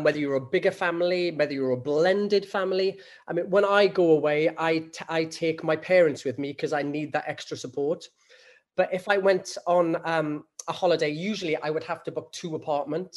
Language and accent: English; Rhondda Valley, Wales, United Kingdom; a young lad growing up in the Rhondda Valley